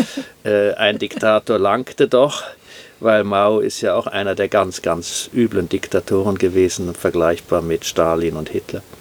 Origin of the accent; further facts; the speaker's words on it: Bonn, North Rhine-Westphalia, Germany; Nachkriegsdeutschland oder Zerstörung habe ich nicht sehr intensiv erlebt, weil ich bin in Bonn aufgewachsen und Bonn war nicht zerstört, weil es vollkommen unbedeutend war im Krieg.